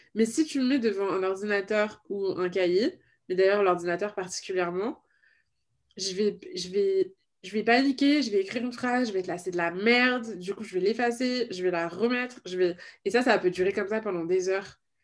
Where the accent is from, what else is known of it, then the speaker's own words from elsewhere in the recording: Paris, Île-de-France, France; je, suis née et j'ai grandi à Paris